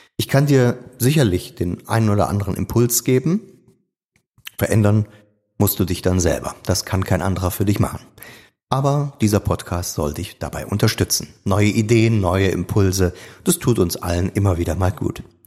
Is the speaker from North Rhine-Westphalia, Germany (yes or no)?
yes; Niederkassel, North Rhine-Westphalia, Germany; moved away as an adult; Und von Geburt an bin ich Rheinländer